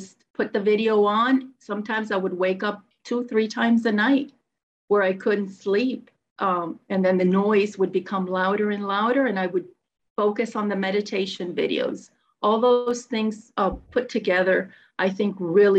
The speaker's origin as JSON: {"language": "English", "town": "Miami", "region": "Florida", "country": "United States", "said": "I'm from Miami, Florida"}